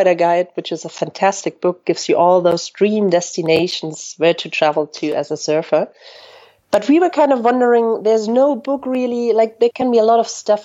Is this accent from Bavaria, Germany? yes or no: yes; Bavaria, Germany; moved away as an adult; now in France; I'm originally from Germany, from a little village in the mountains in the very south of Germany. And I moved to France almost 10 years ago